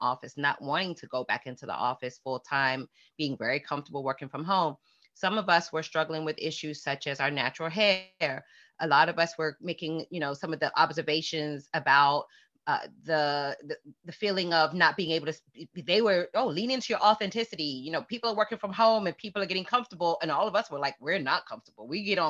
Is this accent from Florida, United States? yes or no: yes; Fort Lauderdale, Florida, United States; I never felt any lack of self-worth growing up in Fort Lauderdale.